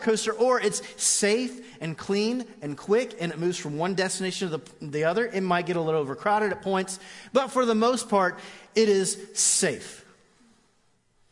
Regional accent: Orlando, Florida, United States; I grew up in Orlando

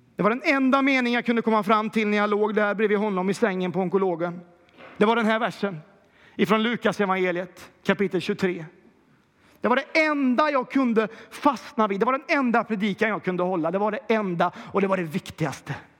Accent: Kil, Värmland, Sweden; Jag är ju också från Kil

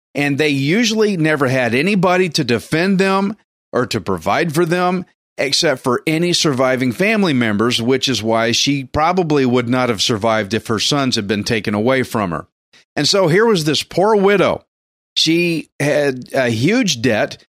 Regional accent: Texas, United States; I'm Texan redneck

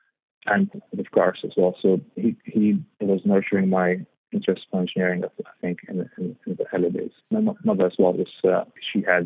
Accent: Vilnius, Vilnius County, Lithuania; moved away as an adult; also born or lived in Spain; now in London, United Kingdom; Capital, mostly, in Vilnius. It's a nice place. It's a bit cold in winters, but it's really nice. So I grew up there

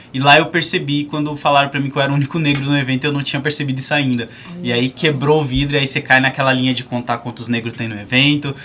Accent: São Paulo, Brazil; eu sou da cidade Tiradentes

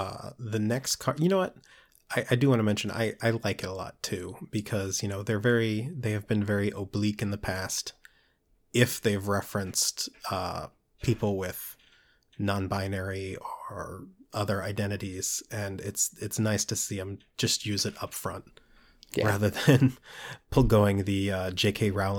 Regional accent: Maryland, United States; For those of you listening, I'm from Maryland.

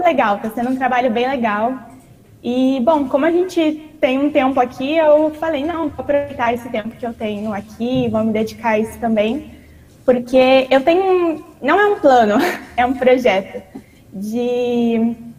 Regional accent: Joinville, Santa Catarina, Brazil; moved away as an adult; now in Dominican Republic; eu sou da cidade de Joinville, Congregação Santíssima Trindade

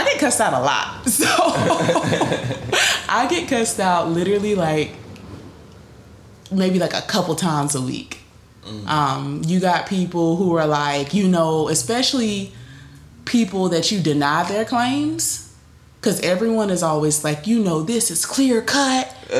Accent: Greensboro, North Carolina, United States; I'm from Greensboro.

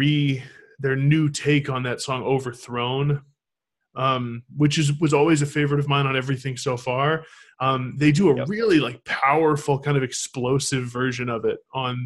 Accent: Manchester, New Hampshire, United States; my hometown scene, the Manchester, New Hampshire scene

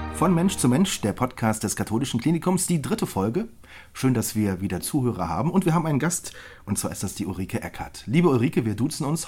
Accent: Rhineland, Germany; ich bin Rheinländer

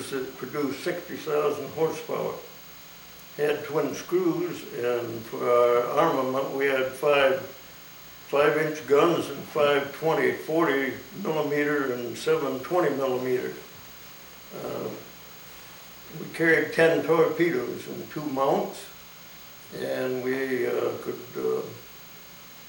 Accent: Climax, Michigan, United States; I was born in Climax on July 20th, 1919. I graduated from Climax High School in 1936

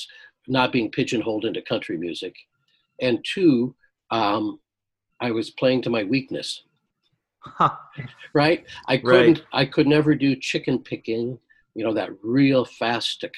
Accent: Chicago, Illinois, United States; moved away as an adult; also born or lived in Oxford, Mississippi / Toronto; now in Kitchener, Canada; I'm a Chicago boy. I was living in Mississippi at the time.

